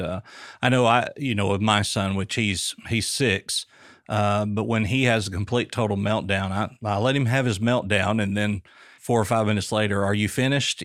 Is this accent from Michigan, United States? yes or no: no; Booneville, Arkansas, United States; moved away; moving to central Arkansas, I was raised in Booneville.